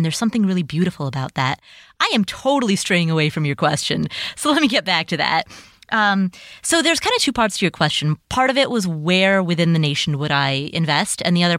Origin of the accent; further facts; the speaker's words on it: Cincinnati, Ohio, United States; the neighborhood that I grew up in Cincinnati, Ohio, there's a house, there are houses there today that are for sale for $50,000.